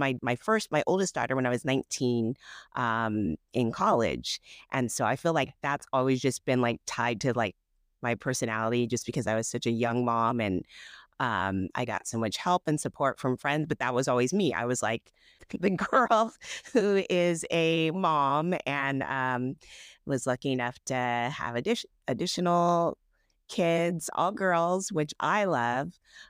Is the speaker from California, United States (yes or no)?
yes; California, United States; I live in Southern California. I grew up in Northern California, but came down here to go to school and just stayed